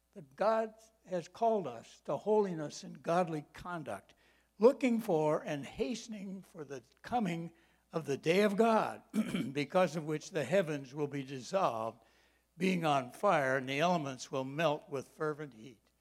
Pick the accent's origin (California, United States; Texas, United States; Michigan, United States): Michigan, United States; I grew up in Michigan